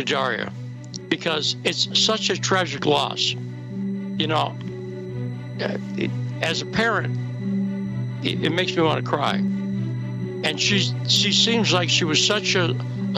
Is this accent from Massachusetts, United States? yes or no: yes; near Chicopee, Massachusetts, United States; I grew up in Massachusetts near one of the towns that has the most Polish people in America, Chicopee, Massachusetts